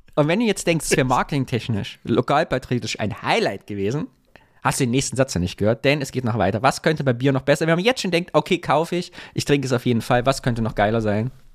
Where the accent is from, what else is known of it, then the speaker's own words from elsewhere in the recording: Sondershausen, Thuringia, Germany; now in Cologne, Germany; von Sondershausen, wo ich herkomme